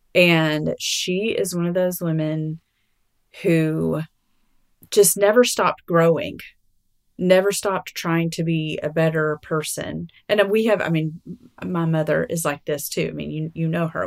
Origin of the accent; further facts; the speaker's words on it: Alabama, United States; now in Arkansas, United States; I'm from Alabama